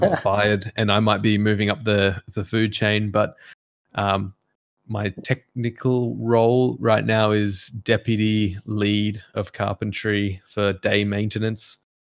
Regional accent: Macau; moved away; growing up in Macau and how much fun it was

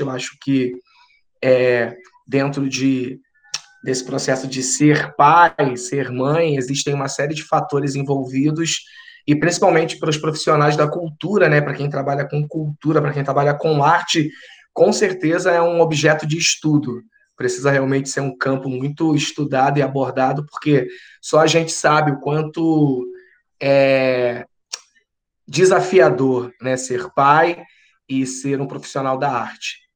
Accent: Rio de Janeiro, Brazil; also born or lived in São Paulo; sou carioca

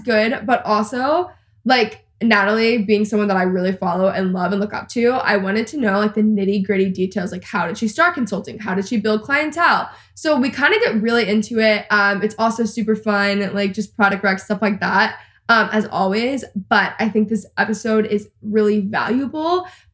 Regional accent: Texas, United States; I'm also a Texan and I live in Texas

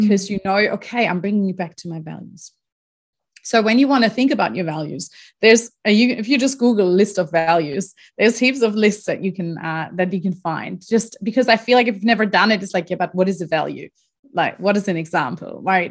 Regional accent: Germany; moved away as an adult; also born or lived in Australia; I'm originally from Germany. That's where I grew up. Um, pretty much lived there until I was twenty-three years

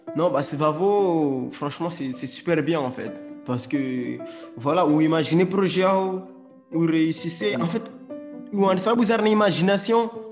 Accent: Mayotte; chez nous au Mayotte

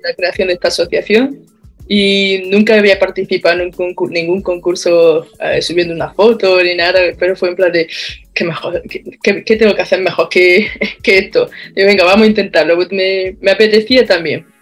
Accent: Baños de la Encina, Andalusia, Spain; now in Australia; soy de Andalucía, de un pueblo de la provincia de Jaén que se llama Baño de la Encina

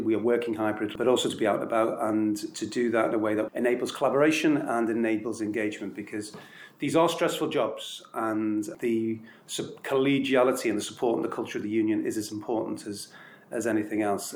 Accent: Liverpool, North West England, United Kingdom; I was born in Liverpool, and that may say everything you need to know. Um, I, am uh, a product of that environment

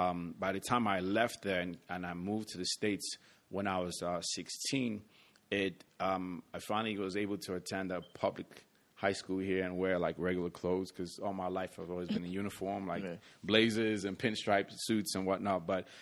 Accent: London, United Kingdom; born there; So to rewind it back a bit, I was born in London, England. My family is, I'm Nigerian by family, and I'm also American, so I'm a triple citizen

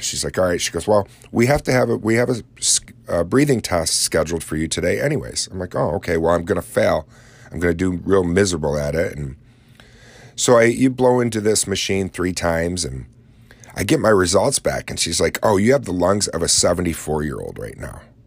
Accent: Lake Ontario area, upstate New York, United States; when I tell people I'm from New York, they instantly think New York City.

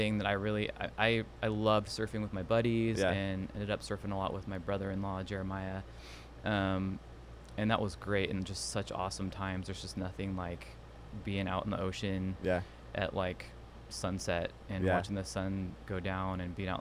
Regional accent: Santa Cruz, California, United States; moved away as an adult; also born or lived in San Jose, California / San Diego, California; now in Fort Worth, United States; Born in San Jose, California. Grew up in the Monterey Bay, Santa Cruz

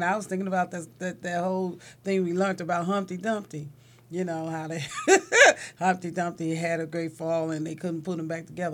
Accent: Chicago, Illinois, United States; moved away as an adult; also born or lived in Philadelphia / California; I'm born and raised in Shot Town and never thought I'd leave Chicago

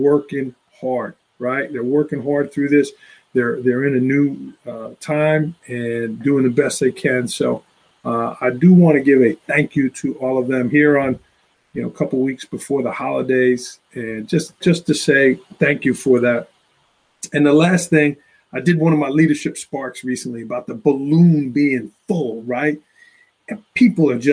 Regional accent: New York City, New York, United States; now in Port Jervis, United States; I grew up in Staten Island, New York

